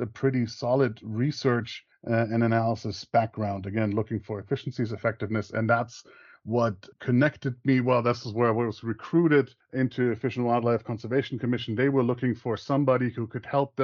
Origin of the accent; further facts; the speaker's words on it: Bavaria, Germany; English is a second language; moved away as an adult; also born or lived in Montana, United States; now in Tallahassee, United States; I grew up in a small Bavarian village